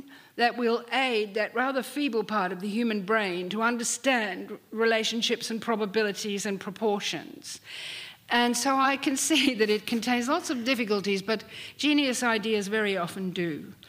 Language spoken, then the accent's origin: English; Australia; Speaking as an Australian